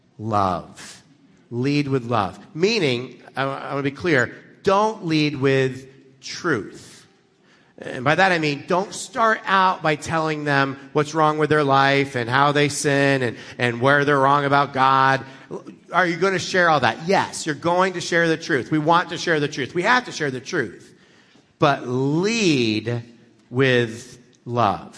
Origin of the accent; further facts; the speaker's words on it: United States; I grew up in America